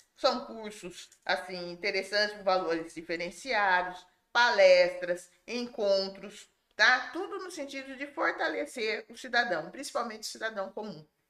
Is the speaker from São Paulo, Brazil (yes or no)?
yes; Limeira, São Paulo, Brazil; nascida e criada em Limeira